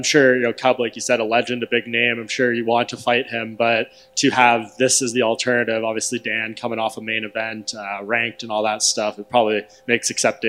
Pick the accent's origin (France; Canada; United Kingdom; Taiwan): Canada; as the Canadian in the room myself